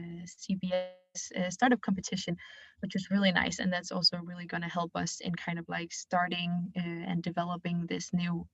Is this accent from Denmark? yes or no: yes; Denmark; I'm 24 years old, and I come here from Denmark. My mom is from China, so I have a bit of a mixed background.